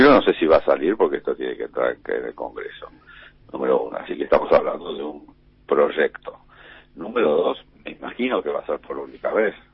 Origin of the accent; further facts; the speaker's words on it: Argentina; Nunca pensé en irme de Argentina nunca me Nunca de Argentina, de mi país. Es decir, yo quiero vivir en mi país.